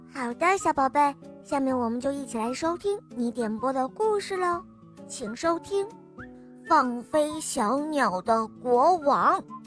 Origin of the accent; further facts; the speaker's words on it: Shenyang, Liaoning, China; 我新年十岁半了，我来自沈阳。